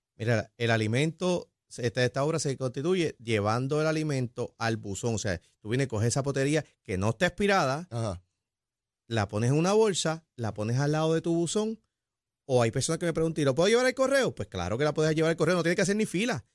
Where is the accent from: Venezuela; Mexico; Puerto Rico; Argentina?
Puerto Rico